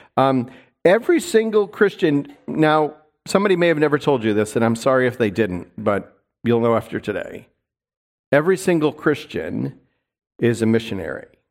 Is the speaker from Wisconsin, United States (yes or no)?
no; New York, United States; also born or lived in Seattle; now in North Idaho, United States; where I grew up in New York